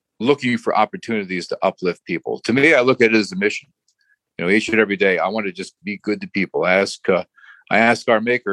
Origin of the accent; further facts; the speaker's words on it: North Branford, Connecticut, United States; also born or lived in Trenton, New Jersey / Guilford, Connecticut; I grew up in North Branford, Connecticut.